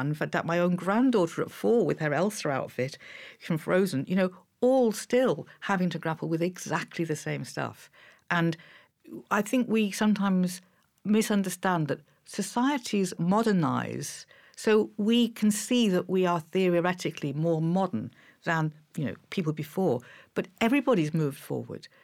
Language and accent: English; Liverpool, North West England, United Kingdom; I was growing up in Liverpool